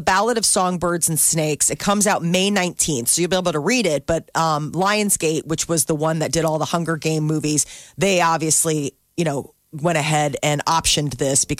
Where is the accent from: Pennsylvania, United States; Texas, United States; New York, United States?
New York, United States; Capital District; I'm from the Capital District.